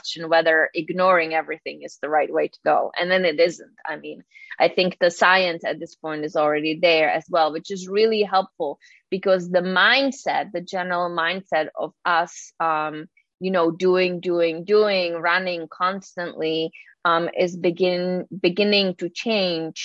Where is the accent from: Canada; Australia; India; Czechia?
Czechia; moved away; I'm originally from the Czech Republic, so I have a little weird name.